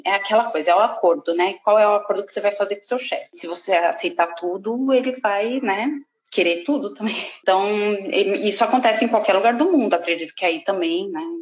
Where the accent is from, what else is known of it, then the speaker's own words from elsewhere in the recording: Brazil; moved away as an adult; eu sou brasileira, já que eu tô dizendo que eu sou brasileira